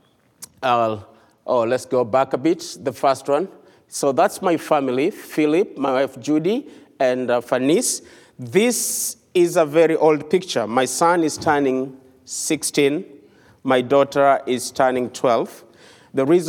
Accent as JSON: {"language": "English", "country": "Kenya", "said": "I come from the country of Kenya"}